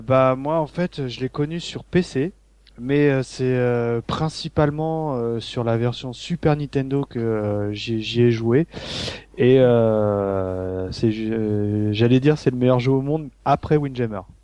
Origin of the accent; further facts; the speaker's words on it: Paris, Île-de-France, France; je suis parisien